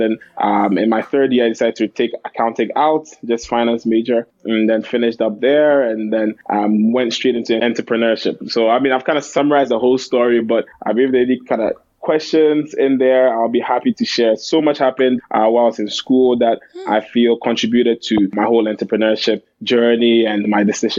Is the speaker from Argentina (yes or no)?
no; Ghana; moved away as an adult; now in Canada; But I went to Carleton. I'm from Ghana. As I said … Did high school in Ghana.